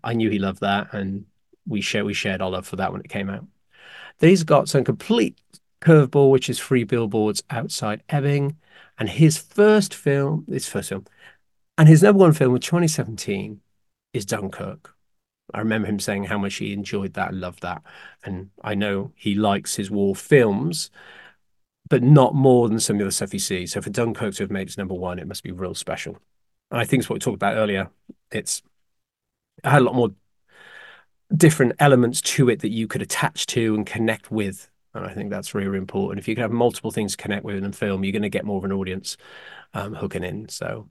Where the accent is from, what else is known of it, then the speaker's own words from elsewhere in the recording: United Kingdom; I'm the British one.